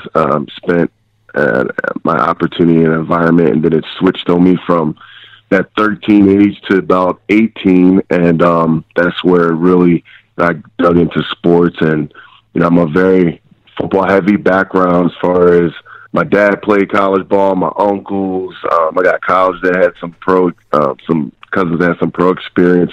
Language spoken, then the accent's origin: English; Eastern Pennsylvania, United States; I'm from Eastern Pennsylvania. Um, you know, small blue collar town